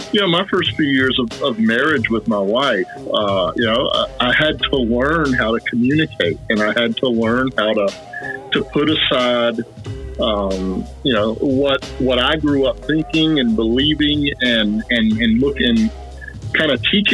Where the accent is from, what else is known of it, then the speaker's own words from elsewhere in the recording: South Carolina, United States; I was raised in South Carolina